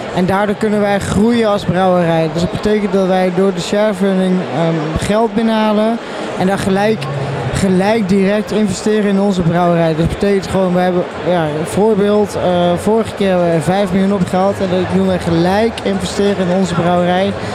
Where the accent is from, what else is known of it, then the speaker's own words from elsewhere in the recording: Tilburg, North Brabant, Netherlands; ik ben namelijk een Tilburger